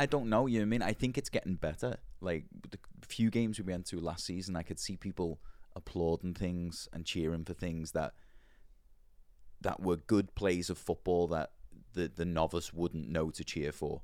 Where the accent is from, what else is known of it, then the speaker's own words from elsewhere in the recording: Liverpool, North West England, United Kingdom; accent: posh Liverpool; moved away as an adult; now in Nashville, United States; growing up in Liverpool